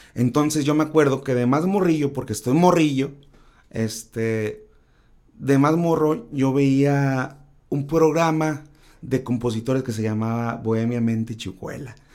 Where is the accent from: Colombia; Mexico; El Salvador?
Mexico; Tacámbaro, Michoacán; now in Mazatlán, Mexico; soy originario de Tecámbaro, Michoacán, pero actualmente radico en Mazatlán, Sinaloa